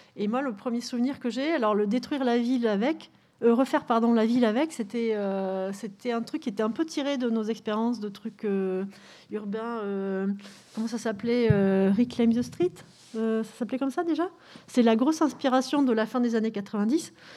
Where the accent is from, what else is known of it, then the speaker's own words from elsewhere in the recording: Bordeaux, Nouvelle-Aquitaine, France; moved away; je suis bordelaise hein, d'origine